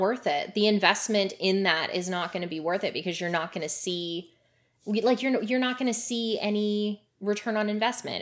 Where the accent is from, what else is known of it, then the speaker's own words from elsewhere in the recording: Canada; moved away; I'm Canadian